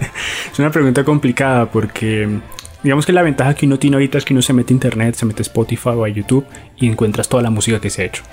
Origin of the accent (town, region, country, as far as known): Colombia